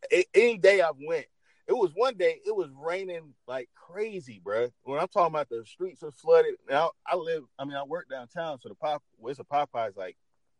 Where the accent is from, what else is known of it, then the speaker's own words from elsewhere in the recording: the South, United States; and I'm from the South.